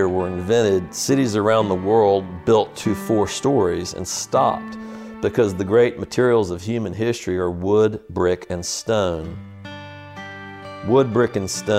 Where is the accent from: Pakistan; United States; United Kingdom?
United States; Richmond, Virginia; accent: Tidewater; moved away as an adult; now in Charleston, United States; my accent, coming from Richmond, I've got a form of what is called the Tidewater accent